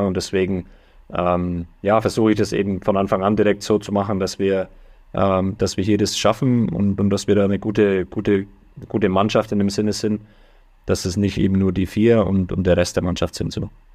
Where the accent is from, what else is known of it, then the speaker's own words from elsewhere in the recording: Germany; moved away as an adult; now in United States; ich bin immer noch Deutscher, deutsches Blut fließt durch, durch meine Adern hier